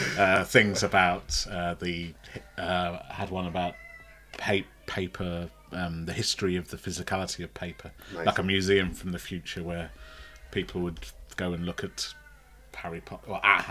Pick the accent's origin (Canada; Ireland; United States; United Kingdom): United Kingdom; Fazeley, West Midlands; also born or lived in Sutton Coldfield; I grew up near Tamworth in a place called Faisley.